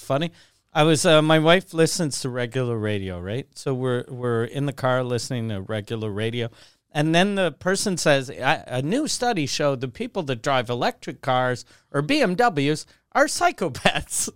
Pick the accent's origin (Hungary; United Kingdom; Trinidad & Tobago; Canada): Canada; Quebec City, Quebec; also born or lived in Montreal; since I grew up in Quebec City, we didn't have good bagels.